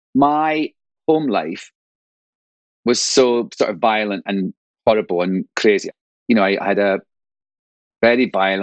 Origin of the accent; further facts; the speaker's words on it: Angus, Scotland, United Kingdom; also born or lived in London; now in United States; I grew up on the East Coast in an area called Angus. It's the county of Angus. It's sort of Dundee is the nearest big town, city, I suppose. And I grew up on a country estate. So my dad was a forester.